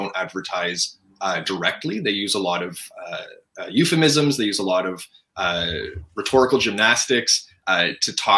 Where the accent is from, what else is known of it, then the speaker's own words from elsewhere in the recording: Toronto, Ontario, Canada; also born or lived in Lynchburg, Virginia / Florida; I was born and raised in Toronto, Ontario, Canada